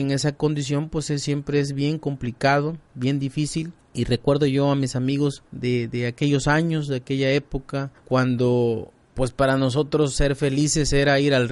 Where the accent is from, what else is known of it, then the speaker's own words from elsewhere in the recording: Nuevo León, Mexico; recuerdo mi época de niño allá en el Cepudo, allá de donde soy originario, de donde viven mis padres, mi familia